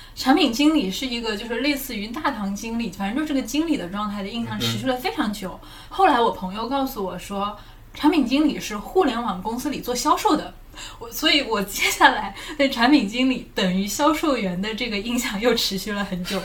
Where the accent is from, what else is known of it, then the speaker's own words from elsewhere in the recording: southern China, China; accent: southern; 我南方口音